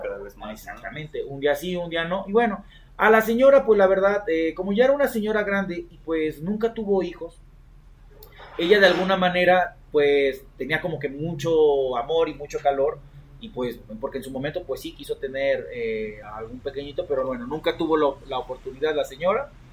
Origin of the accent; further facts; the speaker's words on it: Coatepec, Veracruz, Mexico; moved away; de allá de mi pueblo natal, como saben, yo soy de Coatepec, la tierra donde se produce el mejor café del mundo